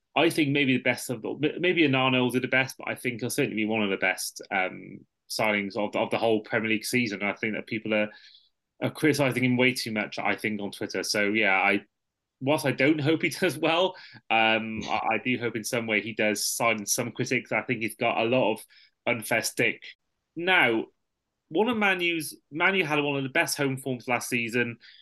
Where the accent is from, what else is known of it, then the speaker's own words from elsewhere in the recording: Welsh, Wales, United Kingdom; I'm a Welsh Liverpool fan, but I've got family from the Wirral